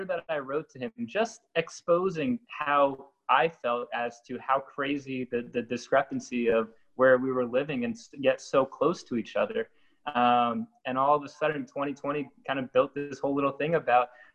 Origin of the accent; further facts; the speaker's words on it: New Jersey, United States; I grew up in New Jersey, kind of in the horse country world of New Jersey